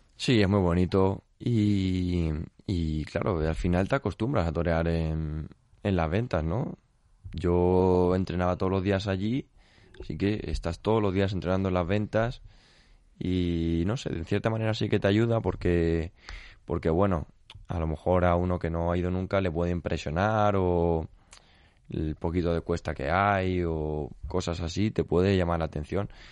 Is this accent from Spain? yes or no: yes; Castilla-La Mancha, Spain; yo soy por parte de madre de Castillo de Bayuera, por parte de padre del Real de San Vicente